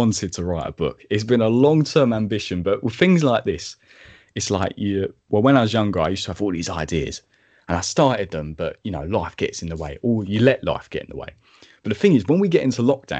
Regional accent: Medway, South East England, United Kingdom; also born or lived in Maidstone, Kent; my hometown Medway

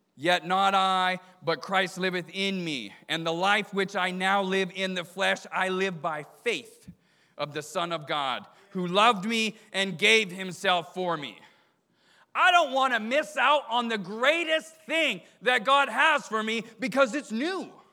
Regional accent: Canada; moved away; I grew up in Canada

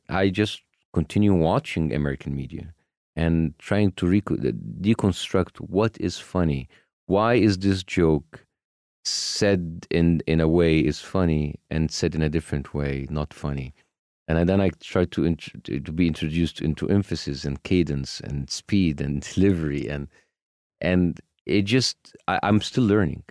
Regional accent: Egypt; moved away as an adult; now in United States; my home country

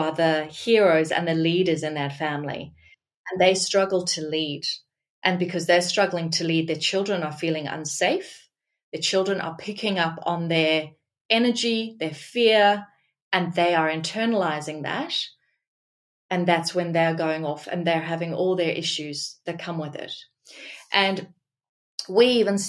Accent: Australia; I'm Australian and I'm passionate about this country

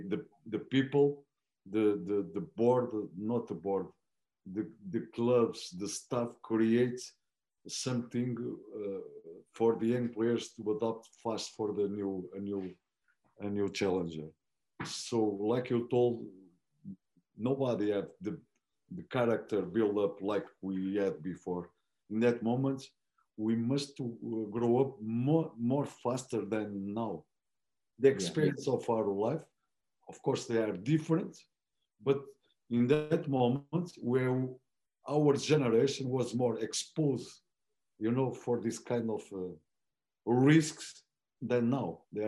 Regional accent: Florence, Tuscany, Italy; English is a second language; My club is Firenze. When I start, it's from my city. My father was a director there.

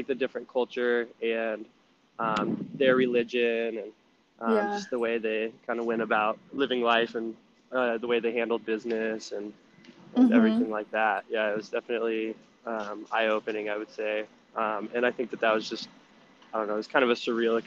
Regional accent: Montana, United States; growing up in Montana

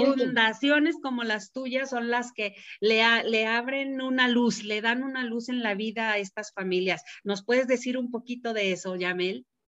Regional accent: Mexico City, Mexico; now in San Luis Potosí, Mexico; a pesar de ser de la Ciudad de México como yo, nosotros ya tenemos mucho tiempo aquí

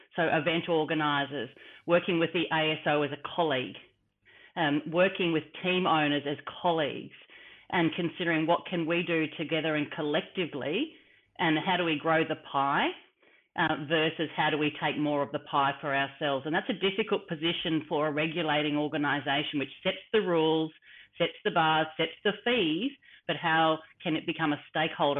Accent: Australia; me as an Australian

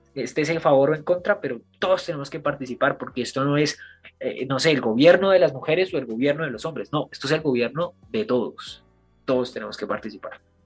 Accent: Colombia; yo también soy colombiano

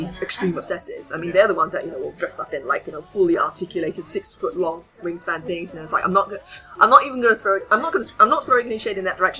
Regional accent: Bangkok, Thailand; moved away; spent many, many years growing up in Bangkok in Thailand

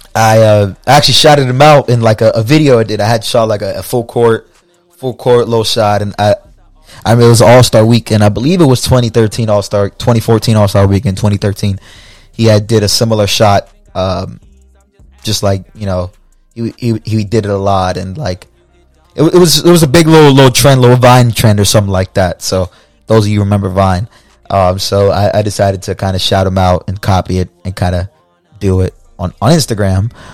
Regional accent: Fort Pierce, Florida, United States; also born or lived in Puerto Rico (family ancestry); my hometown of Fort Pierce, Florida

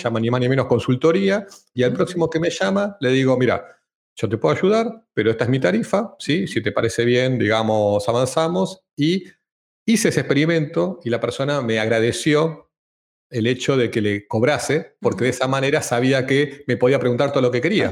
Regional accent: Argentina; moved away as an adult; also born or lived in Amsterdam, Netherlands; now in Madrid, Spain; argentino, viviendo en Europa hace 10 años, empezando por Ámsterdam y ahora en Madrid

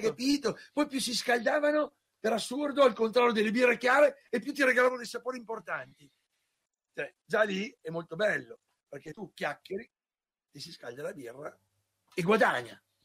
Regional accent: Parma, Emilia-Romagna, Italy; io sono di Parma

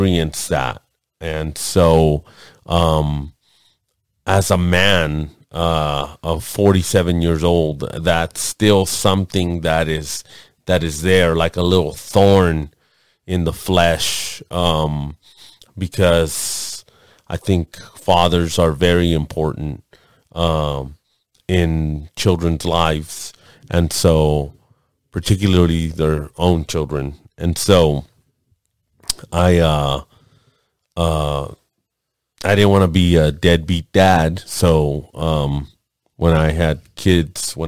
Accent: Los Angeles, California, United States; I'm Mexican. Born and raised in East Los Angeles in Lincoln Hospital on Soto Street

